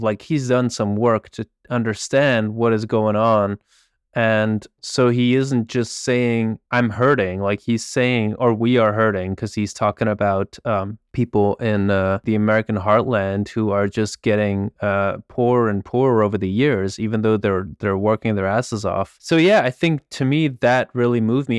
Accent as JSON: {"language": "English", "country": "Belgium", "tie": "born or raised there", "said": "I grew up in Belgium"}